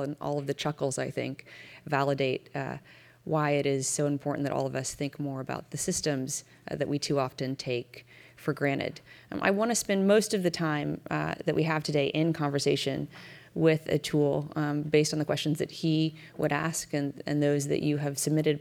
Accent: United States; as an American taxpayer

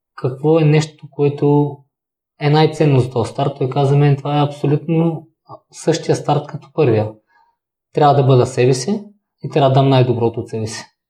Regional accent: Kazanlak, Stara Zagora Province, Bulgaria; нямаше футболна възрастова група за мен в Казанлък

